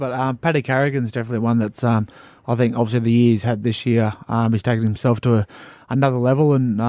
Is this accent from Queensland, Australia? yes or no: yes; Bribie Island, Queensland, Australia; We're both from Bribie.